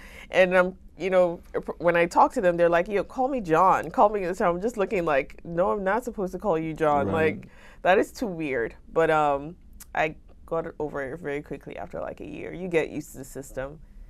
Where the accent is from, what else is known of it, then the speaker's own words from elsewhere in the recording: Lagos, Nigeria; moved away as an adult; now in United States; So I grew up in Nigeria, so in Lagos specifically.